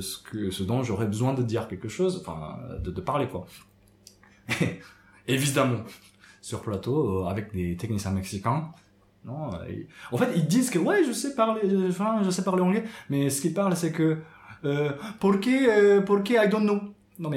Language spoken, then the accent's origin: French; Japan; now in France; ce que j'ai su en grandissant, même au Japon